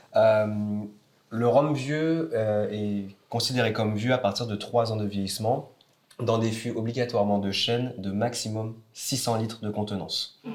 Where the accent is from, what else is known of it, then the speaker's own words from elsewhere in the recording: Marie-Galante, Guadeloupe; moved away as an adult; je suis né à Marie-Galante ah, et euh, je suis parti après mes 18 ans pour les études